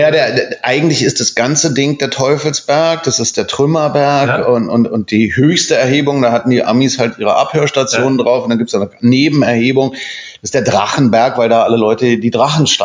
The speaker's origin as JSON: {"language": "German", "town": "Spandau", "region": "Berlin", "country": "Germany", "tie": "born or raised there", "said": "Ich bin Spandauer. Ich bin im, in Spandau geboren, ich bin in Spandau Kindergarten gegangen, äh, Vorschule, Grundschule, Gymnasium"}